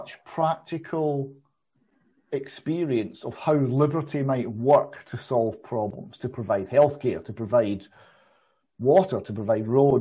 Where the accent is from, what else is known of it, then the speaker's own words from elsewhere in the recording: Airdrie, Scotland, United Kingdom; so I was born in Airdrie in Lanarkshire